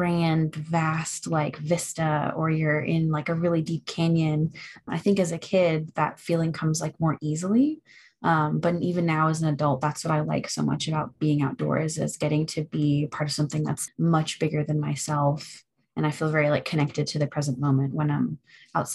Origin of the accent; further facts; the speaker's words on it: Florida, United States; now in Boone, United States; I'm originally from Florida